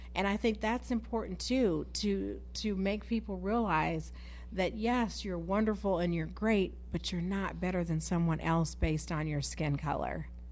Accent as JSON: {"language": "English", "town": "Galesburg", "region": "Illinois", "country": "United States", "tie": "born or raised there", "said": "growing up in Galesburg"}